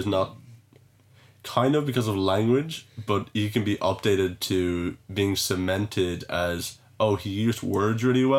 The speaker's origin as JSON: {"language": "English", "country": "Ireland", "said": "I'm Irish"}